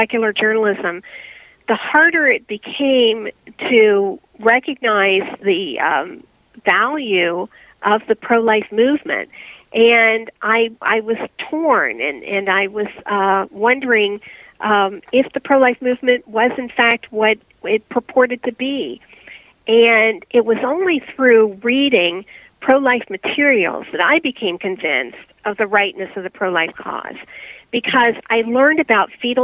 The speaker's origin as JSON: {"language": "English", "region": "Ohio", "country": "United States", "moved": "as an adult", "lives_now": "Pennsylvania, United States", "said": "I'm originally from Ohio"}